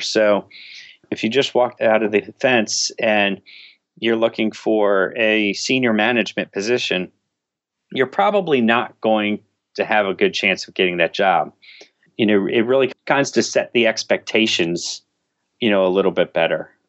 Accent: Washington, District of Columbia, United States; I grew up in, uh, right outside of, uh, Washington, D C. went to high school in, in D C

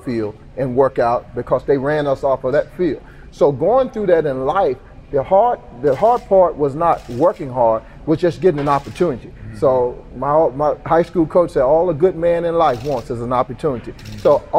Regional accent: Emporia, Virginia, United States; growing up in Emporia, Virginia, there's not a lot of office jobs around here.

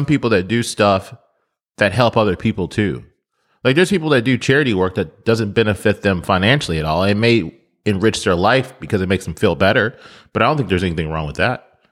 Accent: United States; I'm, I'm American

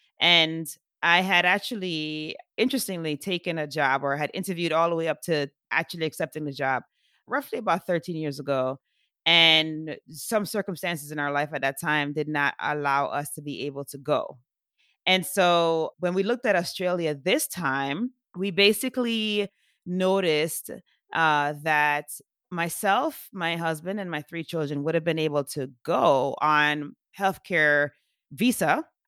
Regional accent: Jamaica; Because I'm from Jamaica originally.

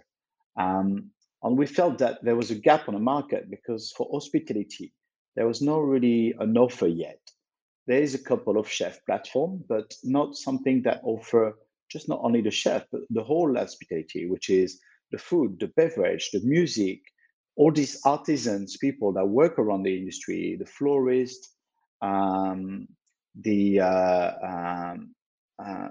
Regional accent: Lyon, Auvergne-Rhône-Alpes, France; I was born in Lyon, which is quite a famous town in France for its food

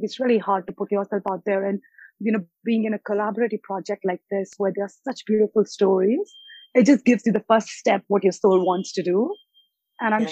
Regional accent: India; moved away; also born or lived in United States / Australia; I was born in India, and then I've lived in US and Australia

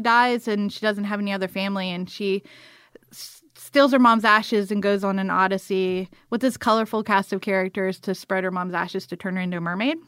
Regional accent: Morven, Georgia, United States; moved away; also born or lived in Atlanta; this little town called Morven that's outside of Valdosta

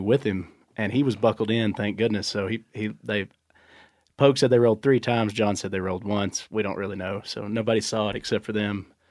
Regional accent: East Texas, United States; born or raised there

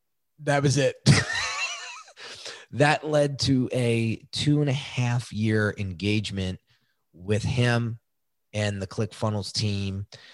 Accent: New York, United States; I grew up outside of New York City, and that was a big thing in my neighborhood

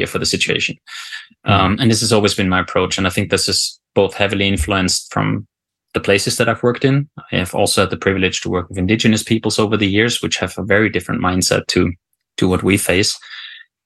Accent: Austria; moved away as an adult; also born or lived in South Africa / Afghanistan; now in Norway; I'm not Norwegian originally, so I'm from Austria

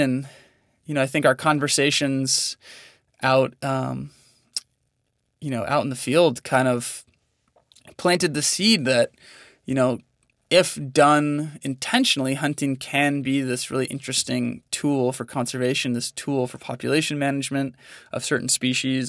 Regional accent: Northern California, United States; now in Montana, United States; I grew up in Northern California, Um, so just about an hour north of San Francisco, um, in a pretty small town

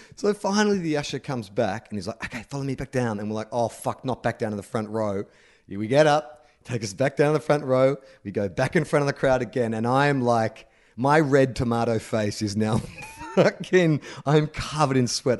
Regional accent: Australia; growing up as, as an Australian

